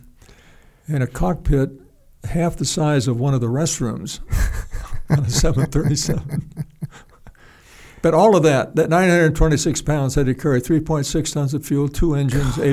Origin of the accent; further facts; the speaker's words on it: United States; I'm an American.